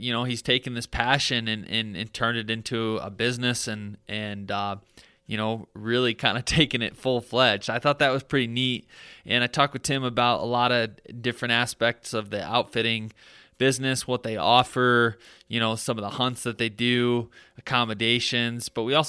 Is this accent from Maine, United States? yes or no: no; Michigan, United States; I'm from Michigan, but he moved from New York